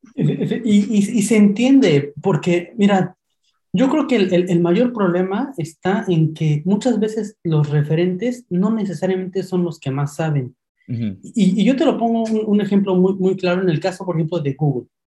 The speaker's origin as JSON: {"language": "Spanish", "region": "Mexico City", "country": "Mexico", "tie": "born or raised there", "moved": "as an adult", "lives_now": "Spain", "said": "soy de México, soy originario de la Ciudad de México y migré hace unos meses hacia España"}